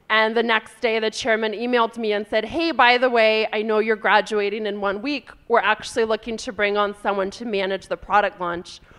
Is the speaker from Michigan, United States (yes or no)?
no; California, United States; So I'm from California originally, and I grew up in a family where my dad um, worked in a software company